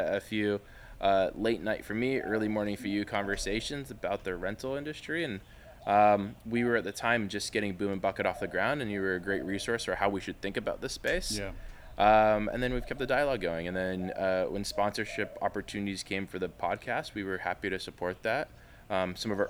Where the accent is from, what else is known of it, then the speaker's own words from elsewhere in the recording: Spokane, Washington, United States; also born or lived in Bay Area, California; I grew up in the Bay Area and then Spokane, Washington.